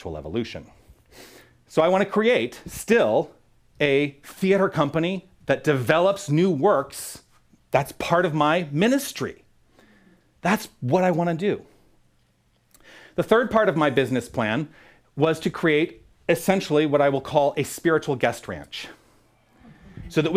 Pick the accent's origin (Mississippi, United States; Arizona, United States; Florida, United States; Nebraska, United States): Arizona, United States; Tucson; moved away as an adult; move back to Tucson, my hometown